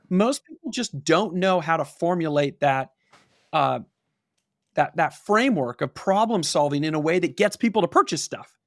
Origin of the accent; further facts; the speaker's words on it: Pasadena, California, United States; I grew up in Pasadena, which is outside of Los Angeles